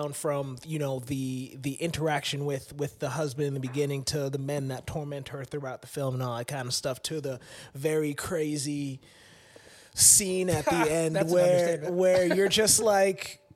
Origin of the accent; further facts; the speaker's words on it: Georgia, United States; moved away as an adult; also born or lived in Orlando, Florida; I grew up in Georgia. I was here from like 12 to 19